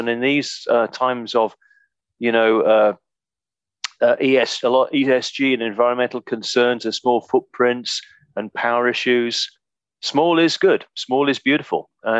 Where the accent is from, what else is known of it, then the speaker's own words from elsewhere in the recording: United Kingdom; I started life with RTZ very quickly, as many a Brit did, cut my teeth in mining in Zambia on the big copper mines